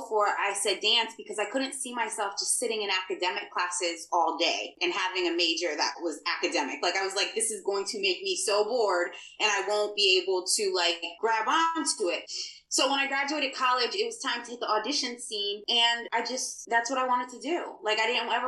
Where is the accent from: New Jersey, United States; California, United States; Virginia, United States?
New Jersey, United States; I'm in the United States. I grew up in New Jersey and I grew up in the hood.